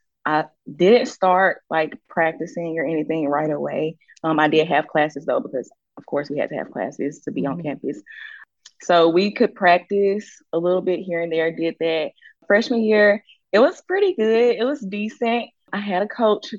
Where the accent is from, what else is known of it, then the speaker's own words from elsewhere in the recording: Clinton, Mississippi, United States; moved away; also born or lived in Alabama; I'm from Jackson, Mississippi, but I am from Clinton, Mississippi.